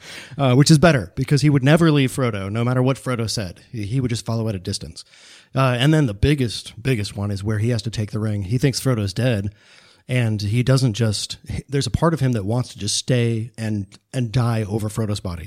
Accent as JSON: {"language": "English", "country": "United States", "said": "especially as American modern men"}